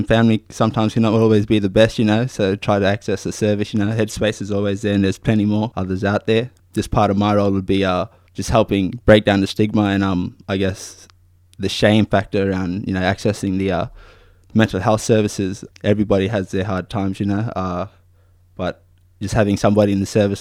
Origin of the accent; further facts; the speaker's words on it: Broome, Western Australia, Australia; I grew up in Broome, West Kimberley region